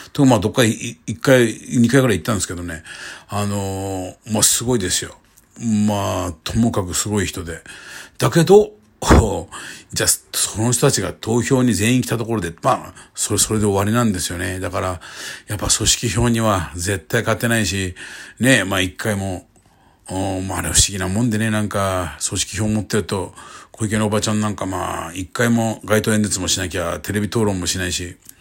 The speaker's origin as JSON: {"language": "Japanese", "region": "Kyushu", "country": "Japan", "tie": "born or raised there", "moved": "yes", "said": "僕の地元の九州"}